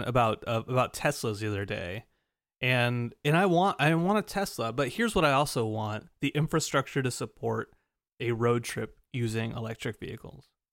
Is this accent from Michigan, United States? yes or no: no; Glendale, California, United States; a suburb of Los uh, Glendale.